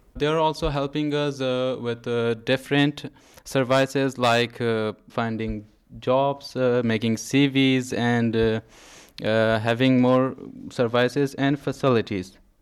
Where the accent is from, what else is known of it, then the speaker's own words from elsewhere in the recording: Afghanistan; English is a second language; now in Greece; from Afghanistan, and we are living in Greece